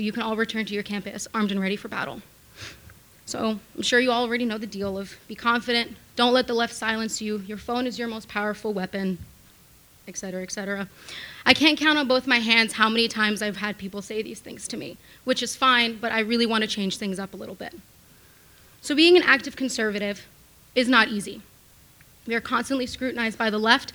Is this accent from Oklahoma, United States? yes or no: no; New York City, New York, United States; I was born and raised in Manhattan by my fairly liberal grandmother